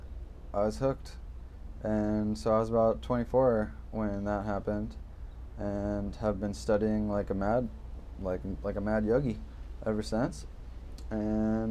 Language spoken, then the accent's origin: English; Woodstock, Illinois, United States; I was born in Woodstock, Illinois, to some regular Americans